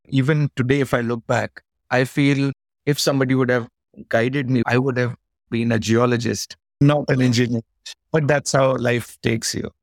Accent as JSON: {"language": "English", "town": "Pauri", "region": "Uttarakhand", "country": "India", "tie": "born or raised there", "said": "I was born in the mountains. I'm from Uttarakhand. It was a town called Pori Garhwal."}